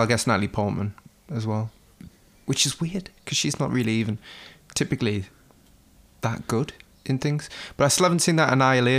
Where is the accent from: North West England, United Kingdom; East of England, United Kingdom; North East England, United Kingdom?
North East England, United Kingdom; the Northeast; we're from the Northeast